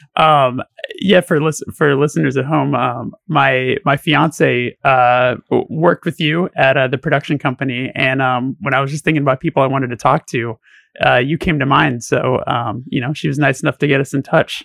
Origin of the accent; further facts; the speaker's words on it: Burbank, California, United States; I grew up around the block from Burroughs